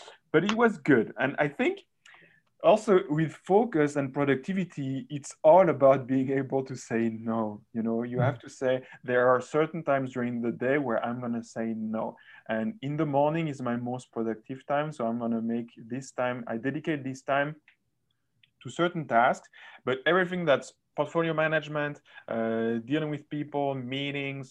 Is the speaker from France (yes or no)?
yes; France; moved away; I'm also from France